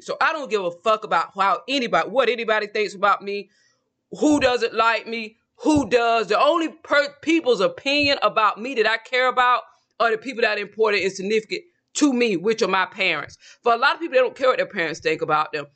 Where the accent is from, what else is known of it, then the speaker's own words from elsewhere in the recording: Georgia, United States; I'm from Georgia